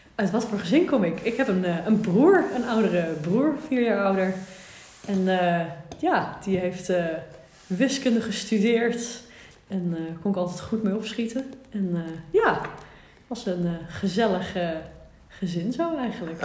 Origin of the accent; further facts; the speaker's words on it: Amstelveen, North Holland, Netherlands; moved away as an adult; now in Nijmegen, Netherlands; Amstelveen geboren. Twintig jaar eh, daar gewoond eigenlijk